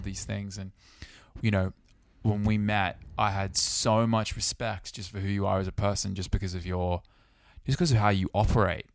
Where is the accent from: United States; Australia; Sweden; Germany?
Australia; Sydney, New South Wales; now in United Kingdom; Growing up in Sydney